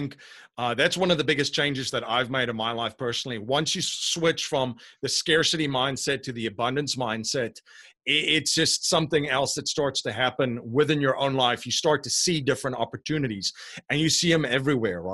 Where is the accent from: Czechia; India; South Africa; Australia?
South Africa; moved away as an adult; now in Bucks County, Pennsylvania, United States; I'm originally from South Africa. I live in Bucks County, Pennsylvania now, so this is definitely not a Pennsylvanian accent